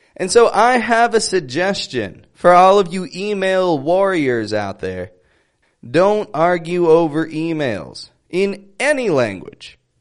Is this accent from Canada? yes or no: yes; Toronto, Ontario, Canada; I'm from Toronto.